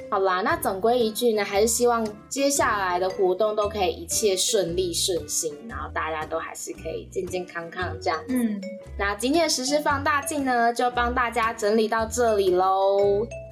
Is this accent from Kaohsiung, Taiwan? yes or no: yes; Kaohsiung, Taiwan; 身为高雄人